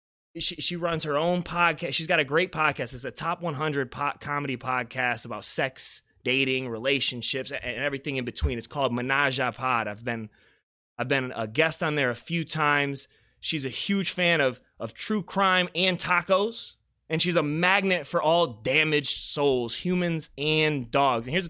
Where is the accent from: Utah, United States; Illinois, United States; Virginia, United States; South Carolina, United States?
South Carolina, United States; Beaufort; moved away; where I'm from in the small town of Beaufort, South Carolina